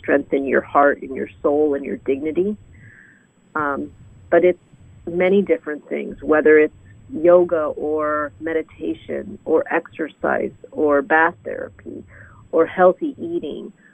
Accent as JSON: {"language": "English", "region": "Illinois", "country": "United States", "tie": "born or raised there", "said": "Where I grew up in Illinois"}